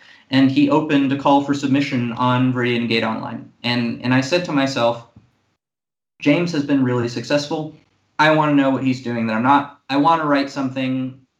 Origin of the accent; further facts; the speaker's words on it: Monaco; part of the bad side of being the only child and growing up in Monaco and then joining the Marine Corps